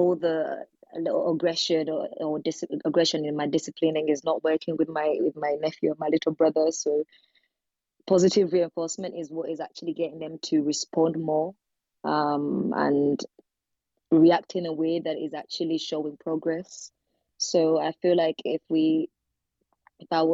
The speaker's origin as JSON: {"language": "English", "country": "Uganda", "moved": "yes", "lives_now": "United Kingdom", "said": "I am from the UK. I'm originally from Uganda, but I'm living in the UK right now"}